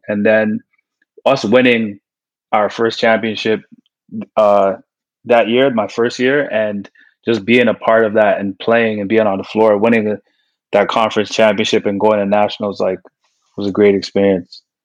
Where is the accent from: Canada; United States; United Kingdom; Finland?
Canada; growing up in Canadian basketball